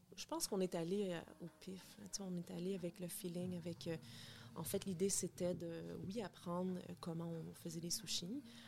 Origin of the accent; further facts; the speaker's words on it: Bathurst, New Brunswick, Canada; moved away as an adult; also born or lived in United States; now in Montreal, Canada; Je viens du Nouveau-Brunswick. oui, une petite fille de l'Est bien déterminée. En fait, euh, c'est ça, je suis née au Nouveau-Brunswick, à Bathurst, Nouveau-Brunswick.